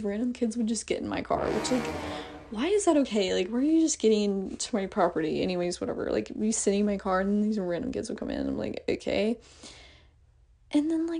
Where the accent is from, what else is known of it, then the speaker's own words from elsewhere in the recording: Oklahoma, United States; I'm from Oklahoma